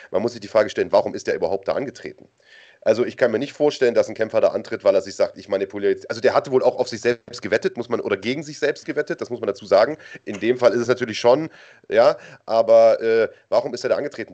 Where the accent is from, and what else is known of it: Germany